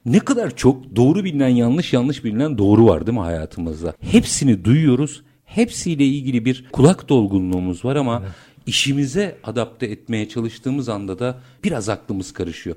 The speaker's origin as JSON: {"language": "Turkish", "country": "Turkey", "said": "biz Türk'üz"}